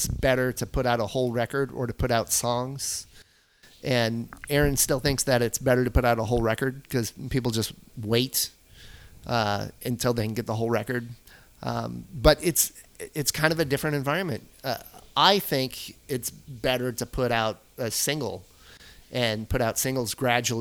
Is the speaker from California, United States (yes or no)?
yes; Anaheim, California, United States; I grew up in Anaheim, so I'm part of that Orange County area, that scene.